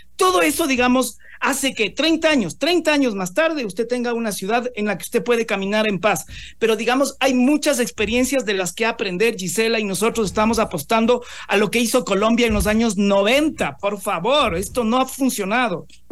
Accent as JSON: {"language": "Spanish", "country": "Ecuador", "said": "nosotros como ecuatorianos"}